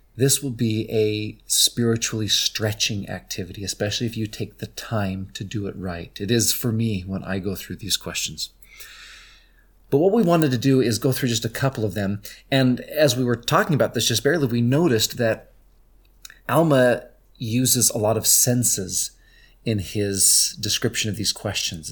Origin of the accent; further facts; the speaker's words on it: St. George, Utah, United States; he asked, "Elder, where are you from?" And I said, "Saint George,"